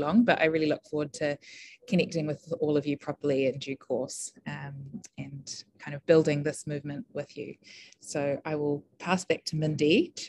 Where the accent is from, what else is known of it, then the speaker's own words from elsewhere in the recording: Auckland, New Zealand; moved away as an adult; also born or lived in United Kingdom; Good afternoon, everyone. It's really lovely to be here. My ancestors are from Tauranga, Fiji in China, and I'm from Auckland.